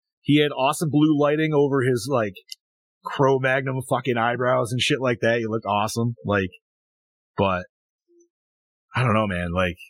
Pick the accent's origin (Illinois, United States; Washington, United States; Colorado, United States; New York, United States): New York, United States; Dude, you know how many times I tell people I'm from New York and they're like, oh, New York City? I'm like, nah.